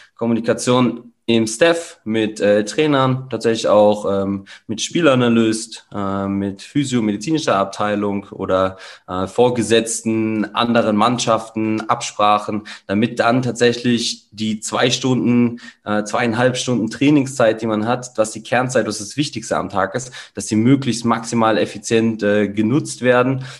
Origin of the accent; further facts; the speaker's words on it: Kassel, Hesse, Germany; also born or lived in Cologne, Germany; now in Salzburg, Austria; geboren in Kassel, achtundzwanzig Jahre